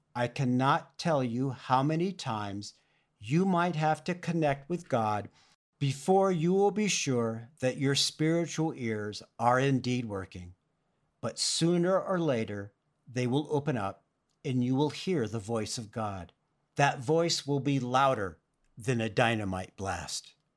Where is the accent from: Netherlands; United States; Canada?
United States; Oxnard, California; When I was growing up in Oxnard, California, in Ventura County near the beach